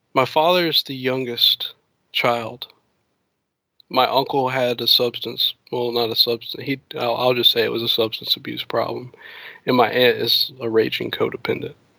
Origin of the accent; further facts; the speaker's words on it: the South, United States; I'm from the South. And, um, around here, it's like a very, our community is like small.